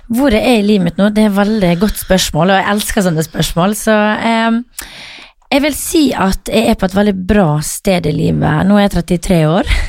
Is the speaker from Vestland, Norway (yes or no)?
no; Møre og Romsdal, Norway; moved away; som vi sier hjemme på Møre